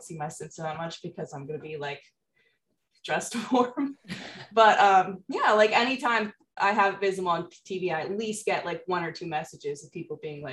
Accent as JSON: {"language": "English", "region": "New England", "country": "United States", "also_born_or_lived": "Florida", "moved": "as an adult", "said": "I was in college, and this was in Florida, and I'm from New England"}